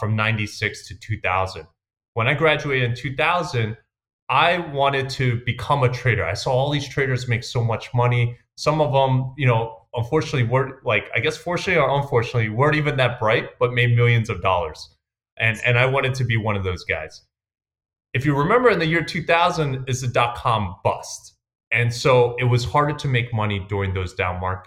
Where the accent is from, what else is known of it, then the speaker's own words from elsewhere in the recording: New York City, New York, United States; I grew up in Queens, New York